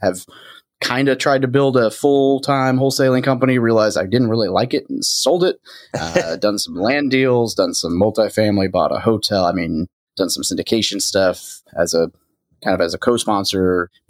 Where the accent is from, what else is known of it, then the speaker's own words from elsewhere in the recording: Arkansas, United States; moved away as an adult; I grew up in Arkansas